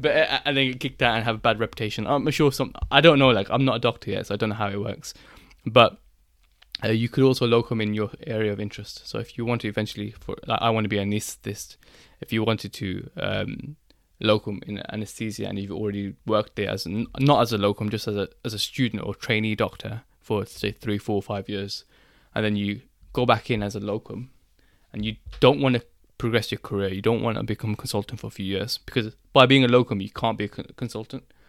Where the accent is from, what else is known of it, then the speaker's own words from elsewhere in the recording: Birmingham, West Midlands, United Kingdom; I'm from Birmingham